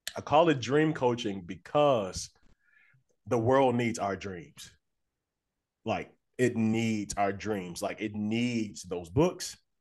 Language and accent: English; Little Rock, Arkansas, United States; moved away as an adult; now in Nashville, United States; I'm from Little Rock, Arkansas. Um, but I've been living in Nashville for about 10 years now.